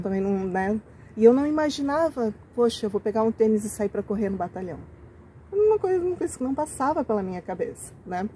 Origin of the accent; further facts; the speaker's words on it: Joinville, Santa Catarina, Brazil; Eu sou daqui de Joinville, e acho que com muita gente da, da minha geração, da minha faixa etária, teve essa oportunidade de crescer naquela Joinville mais pequenininha, tranquila